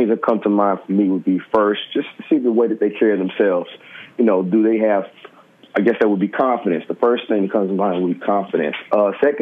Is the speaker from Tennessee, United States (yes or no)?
yes; Memphis, Tennessee, United States; moved away as an adult; also born or lived in Harlem, New York; now in New York, United States; I live in Harlem. I'm from Memphis, Tennessee, originally.